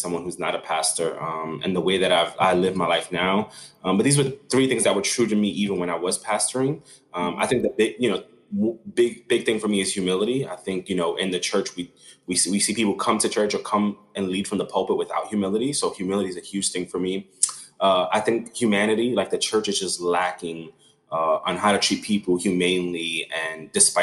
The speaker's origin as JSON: {"language": "English", "town": "New York City", "region": "New York", "country": "United States", "tie": "born or raised there", "said": "growing up in Brooklyn was just a really tough life"}